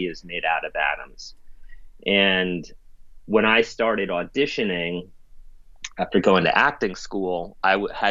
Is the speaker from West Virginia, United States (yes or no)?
no; New York City, New York, United States; I grew up in the East Village